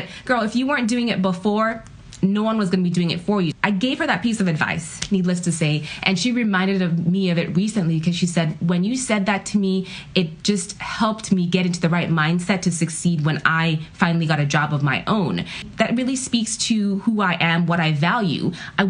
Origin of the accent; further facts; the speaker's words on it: Ghana; now in United States; My family is an immigrant family. I'm from Ghana, West Africa. And so when we first moved to the U.S., really your mindset is you got to succeed.